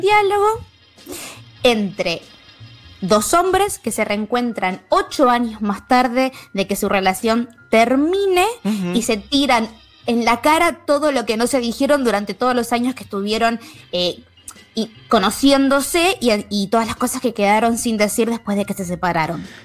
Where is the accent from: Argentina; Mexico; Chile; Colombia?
Argentina